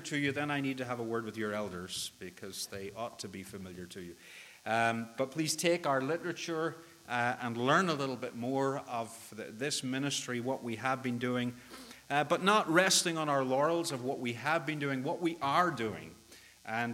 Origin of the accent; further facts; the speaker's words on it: Northern Ireland, United Kingdom; accent: Northern Irish; moved away as an adult; also born or lived in Northwest Arkansas; now in Arkansas, United States; My accent is not from these parts. It's a little more distant. And it is a little more distant than Northwest Arkansas. It's Northern Ireland originally